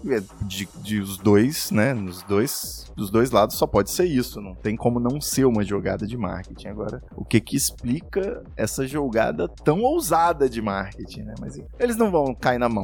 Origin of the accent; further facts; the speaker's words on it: Rio de Janeiro, Brazil; now in São Paulo, Brazil; Do Rio de Janeiro